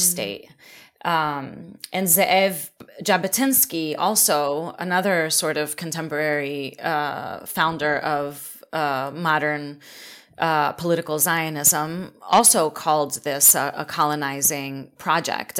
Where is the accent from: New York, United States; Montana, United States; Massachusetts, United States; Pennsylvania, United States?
Pennsylvania, United States; Philadelphia; I grew up in Philly, um, I grew up in Black community